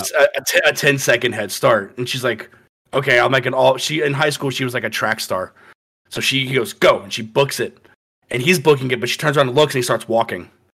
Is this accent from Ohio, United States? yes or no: no; Florida, United States; born or raised there